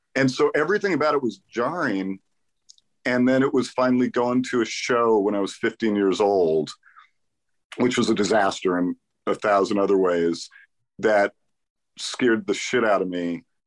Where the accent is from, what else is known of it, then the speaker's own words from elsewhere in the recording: the Valley, California, United States; I grew up in the Valley.